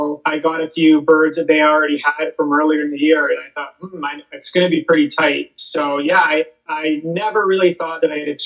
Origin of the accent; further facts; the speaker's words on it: Guelph, Ontario, Canada; I am living in Guelph, Ontario. I'm actually born and raised in Guelph